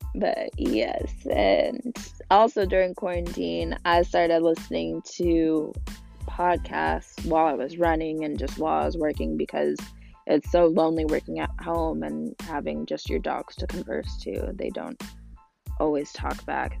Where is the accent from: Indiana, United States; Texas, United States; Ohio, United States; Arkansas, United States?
Arkansas, United States; Northwest; also born or lived in Little Rock, Arkansas; I always say I'm from Northwest Arkansas, but I was actually born in Little Rock